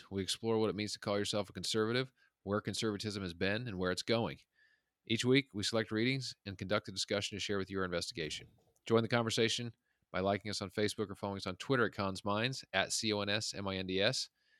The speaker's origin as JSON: {"language": "English", "region": "Utah", "country": "United States", "tie": "born or raised there", "said": "So I grew up in the Mountain West, in a suburb of Salt Lake City. And where I grew up was kind of like more of a working class place."}